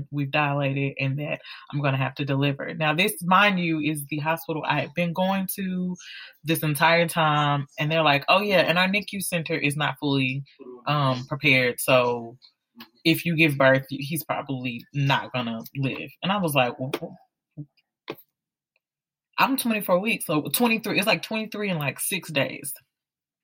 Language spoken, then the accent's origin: English; Houston, Texas, United States; now in Atlanta, United States; I'm originally from Houston, Texas